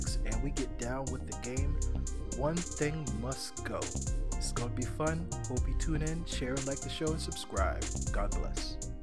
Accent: South Carolina, United States; we're Southern Black people. We're from South Carolina

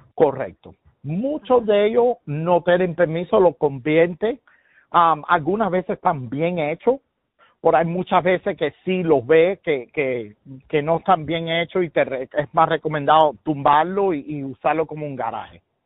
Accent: Miami, Florida, United States; yo soy de Miami, nacido y criado, y mis padres son cubanos

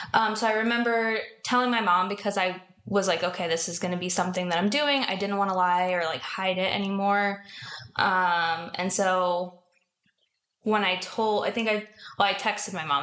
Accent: New Jersey, United States; now in San Diego, United States; I'm from New Jersey, but I've been in San Diego since 2015

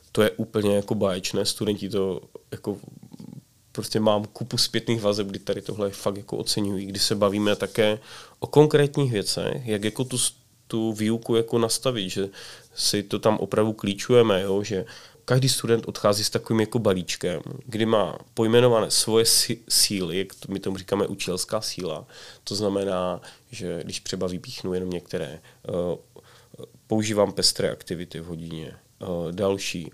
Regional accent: Czechia; jako Češi

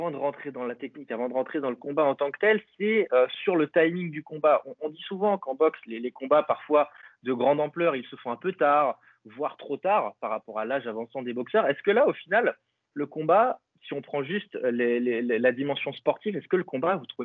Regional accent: France; Donc ça, c'est un plaisir pour nous en tant que Français.

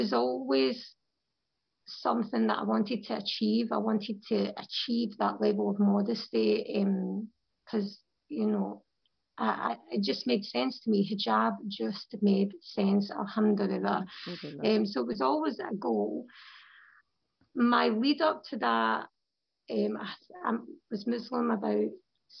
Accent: Scotland, United Kingdom; moved away as an adult; also born or lived in London; I'm a revert from Scotland

